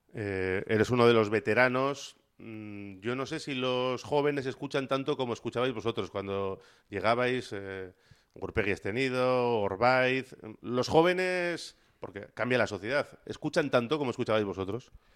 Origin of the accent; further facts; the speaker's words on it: Bilbao, Basque Country, Spain; soy de Bilbao también